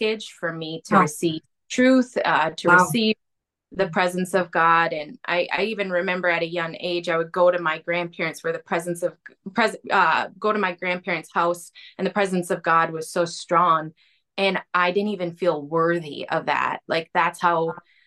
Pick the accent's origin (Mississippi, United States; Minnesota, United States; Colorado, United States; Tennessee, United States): Minnesota, United States; Arden Hills; also born or lived in Duluth, Minnesota; So I was raised in Arden Hills. I went to the Moundsview Public Schools, kind of raised right in the cities.